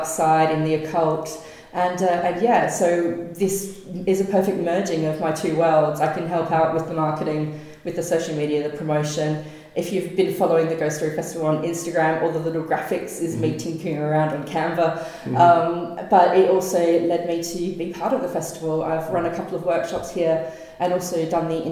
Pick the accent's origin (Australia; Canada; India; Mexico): Australia; Adelaide, South Australia; moved away as an adult; now in United Kingdom; I grew up in Adelaide in the 80s